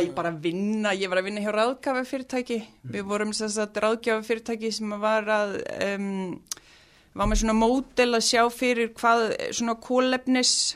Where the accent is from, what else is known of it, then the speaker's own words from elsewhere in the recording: Reykjavík, Capital Region, Iceland; also born or lived in Oslo, Norway; now in Mosfellsbær, Iceland; fluttum við í Breitholtið í 111, mm. í mhm. Fellakverfið og svo byggðum mamma og pappi hús í Hólakverfinu og þau búa þar ennþá og við öldumst þar upp